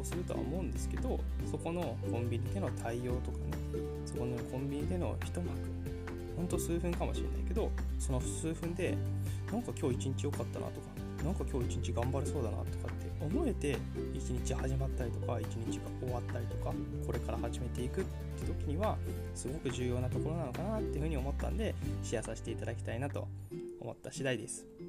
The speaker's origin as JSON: {"language": "Japanese", "region": "Kanagawa", "country": "Japan", "tie": "born or raised there", "also_born_or_lived": "Hokkaido", "moved": "as an adult", "said": "僕の実家ね神奈川にあるんですけど"}